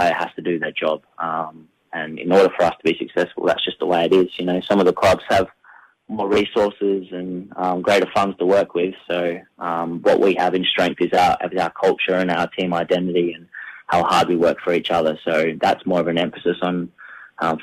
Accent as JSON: {"language": "English", "town": "McLaren Vale", "region": "South Australia", "country": "Australia", "tie": "born or raised there", "said": "I'm a very proud McLaren Vale boy, so I live back in my hometown"}